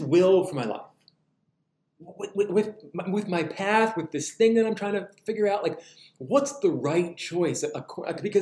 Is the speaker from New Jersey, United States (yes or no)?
yes; New Jersey, United States; now in Southern United States; in the Northeast, I'm from New Jersey